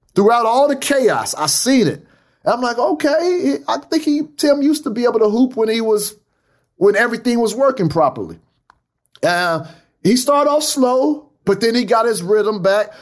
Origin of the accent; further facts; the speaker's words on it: Fresno, California, United States; Fresno's my hometown. That's my town.